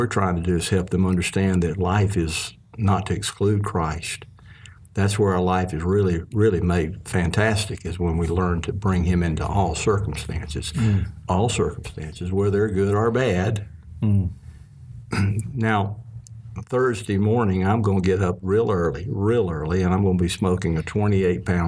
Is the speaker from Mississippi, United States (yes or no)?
yes; Mississippi, United States; growing up in Mississippi with my family